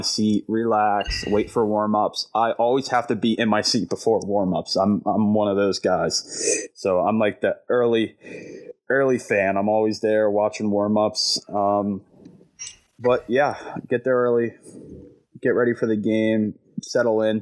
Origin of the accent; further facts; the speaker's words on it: New Jersey, United States; I come from South Jersey